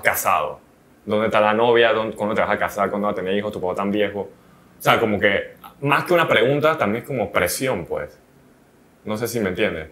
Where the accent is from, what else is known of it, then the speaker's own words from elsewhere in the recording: Panama; somos panameños